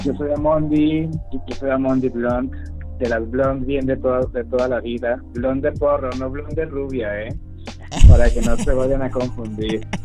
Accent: Venezuela; moved away; Yo vengo de Venezuela

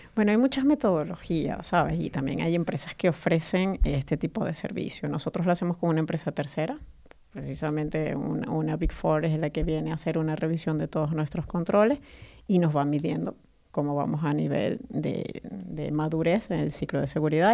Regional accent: Caracas, Capital District, Venezuela; moved away as an adult; now in Spain; nací en Venezuela, Caracas, pero ya tengo más de 11 años en España

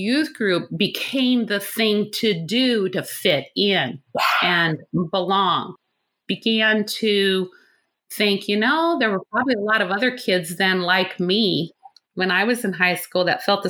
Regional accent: Nebraska, United States; born or raised there

